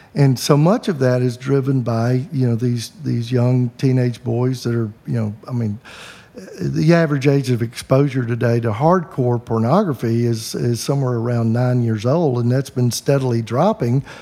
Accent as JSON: {"language": "English", "region": "the Bible Belt", "country": "United States", "tie": "born or raised there", "said": "I grew up in the Bible Belt"}